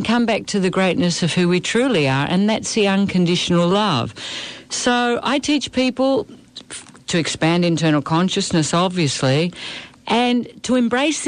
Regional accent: Australia; moved away as an adult; now in South America; I live in South America. I'm from Australia

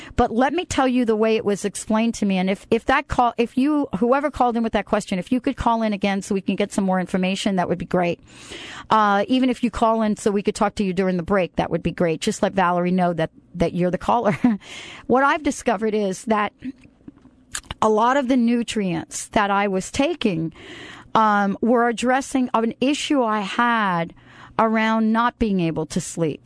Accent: New York City, New York, United States; I was born in the Bronx and, you know, I lived in and played in a concrete, uh, uh, park for most of my life

